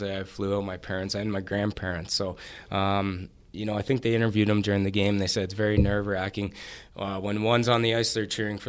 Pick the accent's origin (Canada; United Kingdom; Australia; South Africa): Canada; being Canadian